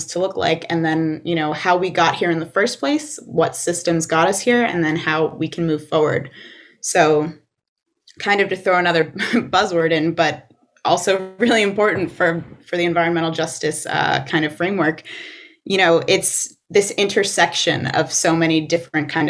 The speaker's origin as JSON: {"language": "English", "town": "Livingston Manor", "region": "New York", "country": "United States", "tie": "born or raised there", "said": "I grew up in Sullivan County in Livingston Manor"}